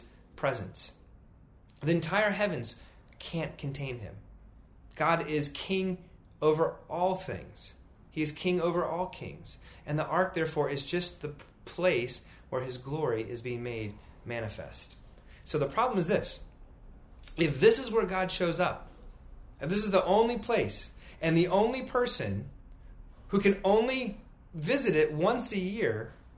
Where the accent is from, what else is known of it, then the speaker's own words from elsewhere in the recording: United States; As an American at over 40 years old